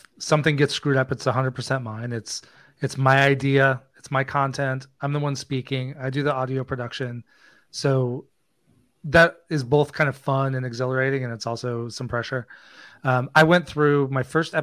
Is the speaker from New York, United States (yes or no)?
no; just north of Des Moines, Iowa, United States; I grew up in Iowa, just north of Des Moines